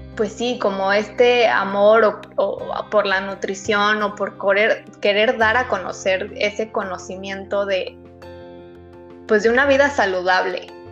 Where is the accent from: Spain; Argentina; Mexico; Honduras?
Mexico; la cultura como mexicanos